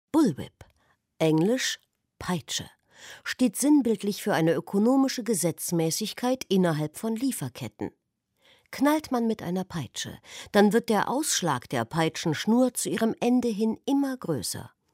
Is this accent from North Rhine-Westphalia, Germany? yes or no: no; Thuringia, Germany; Ich komme aus Thüringen.